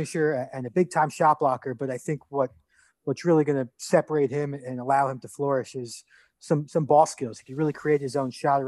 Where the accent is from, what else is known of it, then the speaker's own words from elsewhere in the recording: New York, United States; I grew up in New York.